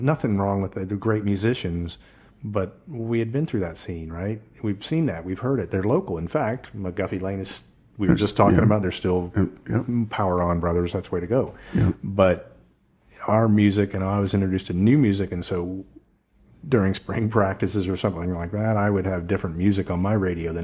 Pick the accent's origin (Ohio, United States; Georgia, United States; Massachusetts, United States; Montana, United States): Ohio, United States; Columbus; moved away as an adult; also born or lived in San Francisco; I grew up here in Columbus, and every summer I'd go out to Arizona to visit my father